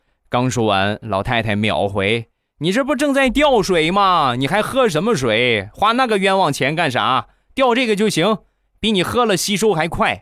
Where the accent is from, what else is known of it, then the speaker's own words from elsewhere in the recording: Rizhao, Shandong, China; 朕开心日照绿茶，郑宗元产地的好茶，我们家乡的特产